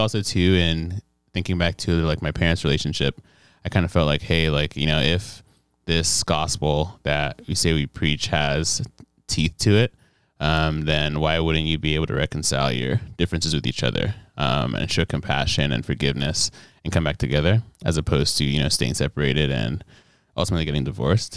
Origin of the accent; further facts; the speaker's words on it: Nigeria; moved away as an adult; also born or lived in Detroit, Michigan, United States; now in United States; Right after I was born, I moved back to Nigeria, and that's where I actually did, um, all my school, K twelve, before coming back to America